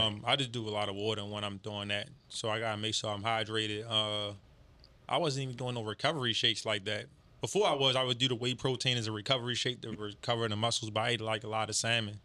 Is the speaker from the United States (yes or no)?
yes; Baltimore, Maryland, United States; I'm from Baltimore, East Baltimore